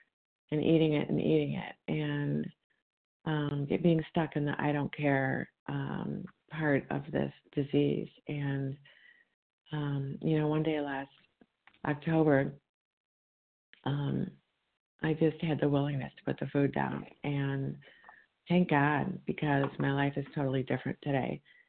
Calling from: Illinois, United States; from Illinois.

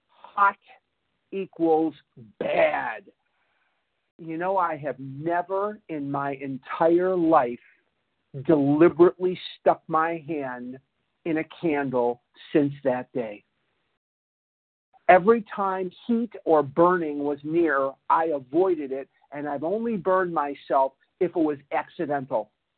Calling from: Toronto, Ontario, Canada; I'm calling from Toronto, Canada, eh?

